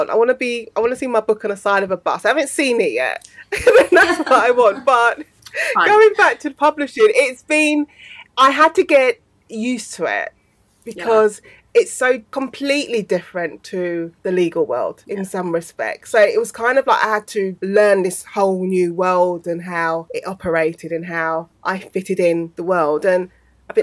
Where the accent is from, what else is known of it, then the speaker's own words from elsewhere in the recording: London, United Kingdom; I grew up in South East London.